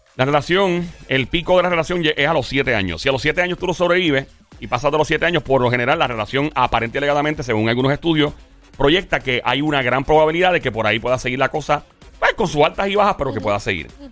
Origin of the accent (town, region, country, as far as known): Puerto Rico